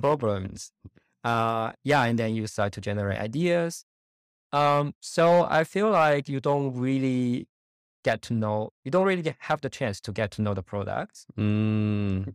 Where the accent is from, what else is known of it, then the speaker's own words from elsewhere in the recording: China; moved away as an adult; also born or lived in Germany; now in Munich, Germany; I was born in China and grew up in China, um, and I came to Germany in 2012 uh, to study.